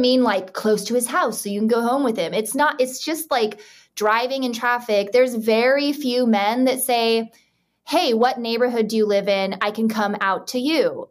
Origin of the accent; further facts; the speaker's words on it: Utah, United States; I grew up in Utah